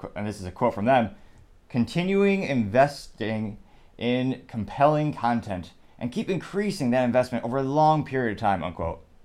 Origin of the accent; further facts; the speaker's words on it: United States; I'm American.